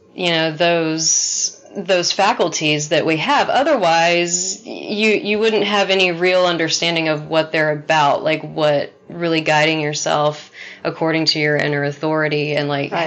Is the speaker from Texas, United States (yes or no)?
yes; Texas, United States; growing up in Texas